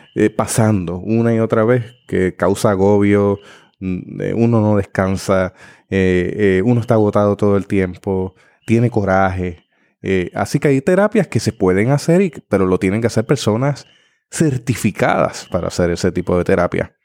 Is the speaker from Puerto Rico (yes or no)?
yes; Puerto Rico; como puertorriqueños